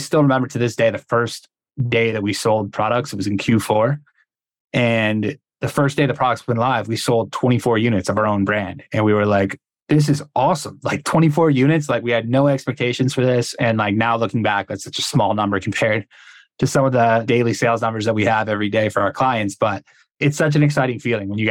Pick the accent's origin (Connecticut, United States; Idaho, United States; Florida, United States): Connecticut, United States; I'm from Connecticut